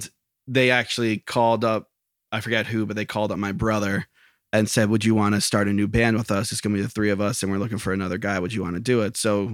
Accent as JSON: {"language": "English", "town": "Lake Ariel", "region": "Pennsylvania", "country": "United States", "tie": "born or raised there", "said": "In Lake Ariel."}